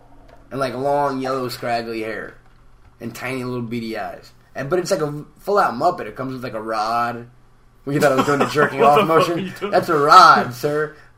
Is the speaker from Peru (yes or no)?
yes; Peru; English is a second language; But in my native language, it's eh.